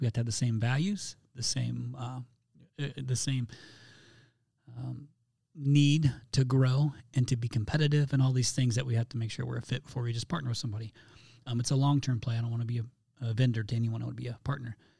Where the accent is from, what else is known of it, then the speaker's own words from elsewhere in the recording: Indiana, United States; my home state of Indiana. I'm a Hoosier